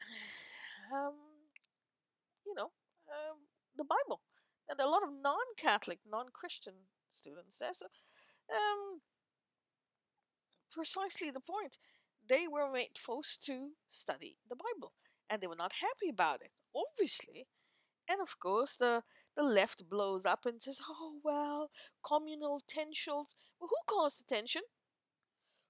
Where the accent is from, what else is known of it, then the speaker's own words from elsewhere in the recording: India; now in North America; I am of Indian origin and living in North America